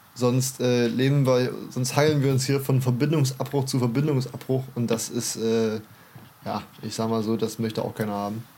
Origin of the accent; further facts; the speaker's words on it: Germany; bei uns in Deutschland